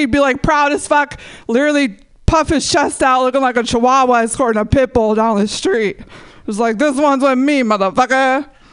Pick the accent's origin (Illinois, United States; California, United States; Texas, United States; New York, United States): California, United States; San Jose; when I was growing up in San Jose